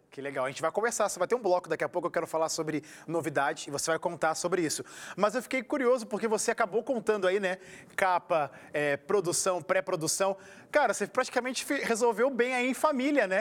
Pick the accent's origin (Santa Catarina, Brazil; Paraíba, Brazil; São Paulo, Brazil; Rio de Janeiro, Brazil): Rio de Janeiro, Brazil; Eu, como carioca, me senti em casa, porque eu sou da Zona Norte